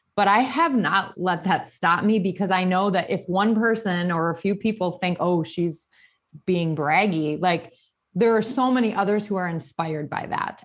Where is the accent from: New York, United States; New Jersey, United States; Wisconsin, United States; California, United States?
Wisconsin, United States; Burlington; moved away as an adult; also born or lived in Milwaukee, Wisconsin / Shorewood, Wisconsin / Greenfield, Wisconsin / New Berlin, Wisconsin; now in Arizona, United States; I was born and raised in Wisconsin. I grew up in Burlington